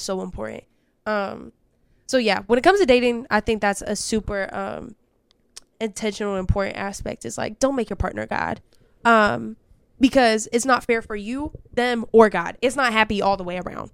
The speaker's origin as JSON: {"language": "English", "region": "California", "country": "United States", "said": "I'm from Cali"}